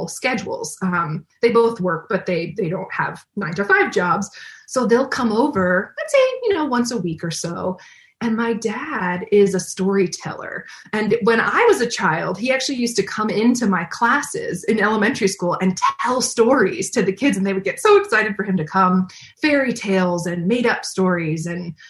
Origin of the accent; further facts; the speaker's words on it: Maryland, United States; moved away as an adult; when we moved to Maryland, we were actually moving back home. We're both from the Maryland area, you know, different parts of Maryland